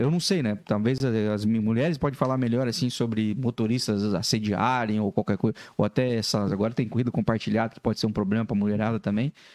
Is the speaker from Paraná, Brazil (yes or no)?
yes; Laranjeiras do Sul, Paraná, Brazil; now in Joinville, Brazil; Laranjeiras do Sul. Ah, O interior do Paraná, perto de Guarapava lá